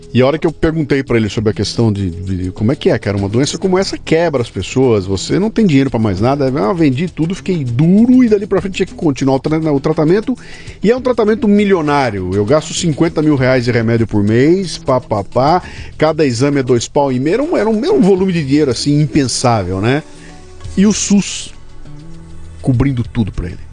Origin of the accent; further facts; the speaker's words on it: Bauru, São Paulo, Brazil; eu sou de Bauru. Né? Bauru, perto de Matupá